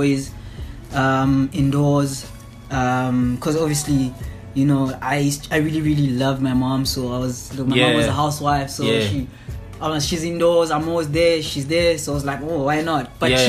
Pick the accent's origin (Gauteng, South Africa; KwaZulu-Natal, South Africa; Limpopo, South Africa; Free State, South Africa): Gauteng, South Africa; Sebokeng; born or raised there; also born or lived in Gugulethu, Cape Town